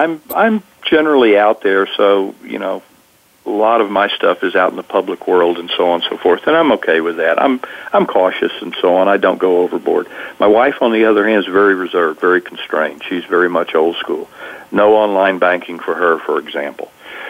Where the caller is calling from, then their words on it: California, United States; Well, I'm in Northern Californi